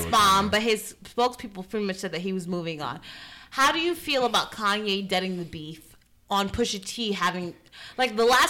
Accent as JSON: {"language": "English", "town": "New York City", "region": "New York", "country": "United States", "said": "I'm from Brooklyn"}